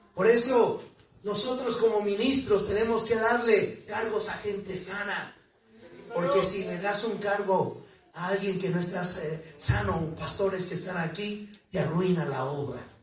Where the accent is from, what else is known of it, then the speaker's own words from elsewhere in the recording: Mexico City, Mexico; now in Brigham City, United States; de allá de, de la Ciudad de México, donde yo nací